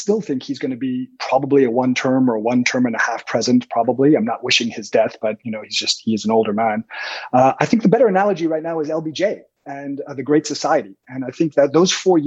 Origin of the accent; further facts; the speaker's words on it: Canada; also born or lived in London, United Kingdom; now in Los Angeles, United States; I'm Canadian, but I'm living here in Los Angeles, California